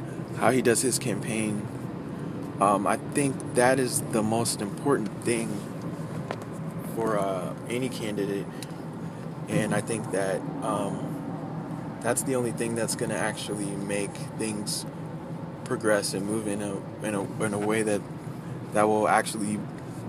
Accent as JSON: {"language": "English", "town": "Youngstown", "region": "Ohio", "country": "United States", "tie": "born or raised there", "said": "I'm a Youngstown native, too, so I'm from Youngstown, Ohio"}